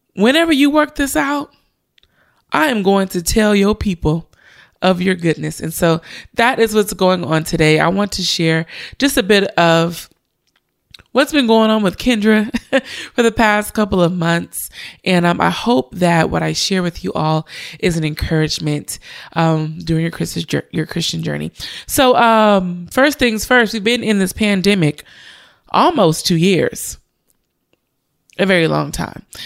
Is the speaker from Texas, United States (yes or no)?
no; Richmond, California, United States; Richmond, my hometown